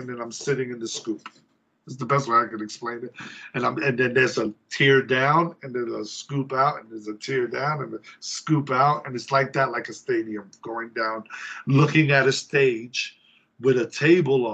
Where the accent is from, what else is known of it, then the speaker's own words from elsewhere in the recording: New York City, New York, United States; moved away; also born or lived in Oviedo, Florida; I'm from the Bronx.